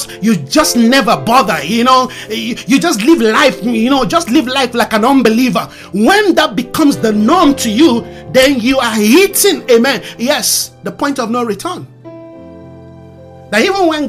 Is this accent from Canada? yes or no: no; Nigeria; English is a second language; English is not my mother's tongue. I learned it. Consciously, unconsciously, I learned it. But I'm not an English person. I'm a Yoruba man from Nigeria